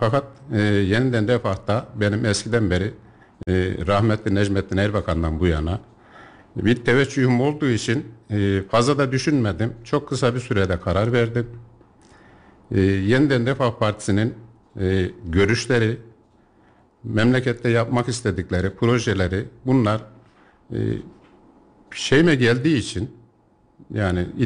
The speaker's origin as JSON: {"language": "Turkish", "town": "Yeşilhisar", "region": "Kayseri Province", "country": "Turkey", "tie": "born or raised there", "said": "Doğuma büyüme Yeşilhisarlıyım. Kayseri'ye ufak tefek geliş gidişlerim olmuştur ama Yeşilhisar'dan irtibatımı hiç kesmedim."}